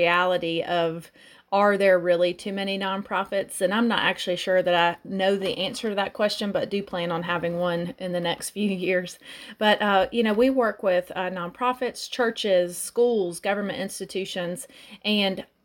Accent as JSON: {"language": "English", "town": "Atlanta", "region": "Georgia", "country": "United States", "tie": "born or raised there", "moved": "as an adult", "lives_now": "Athens, United States", "said": "I grew up in Atlanta, Georgia, started my college career at Georgia State"}